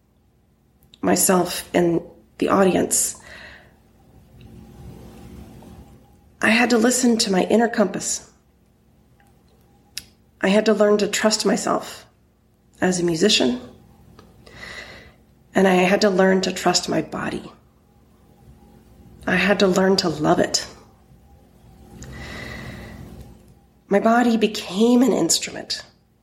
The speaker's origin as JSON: {"language": "English", "region": "Texas", "country": "United States", "tie": "born or raised there", "moved": "yes", "lives_now": "Connecticut, United States", "said": "I grew up in Texas"}